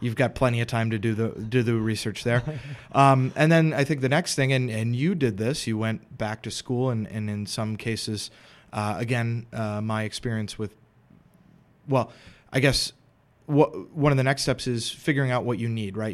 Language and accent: English; Madison, Wisconsin, United States; moved away as an adult; also born or lived in Philadelphia; I'm originally from Madison